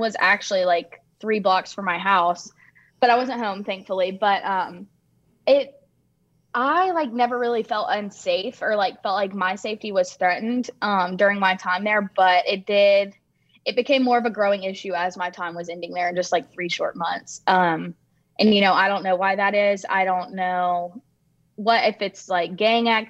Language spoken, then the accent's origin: English; Alabama, United States; all of us are from Alabama